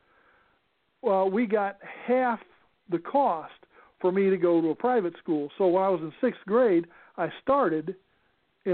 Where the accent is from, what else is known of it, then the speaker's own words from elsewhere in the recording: Los Angeles, California, United States; also born or lived in Arkansas; We lived in Arkansas, and we lived in California, and then back in Arkansas, and then back in California, but ultimately then in California, in the San Fernando Valley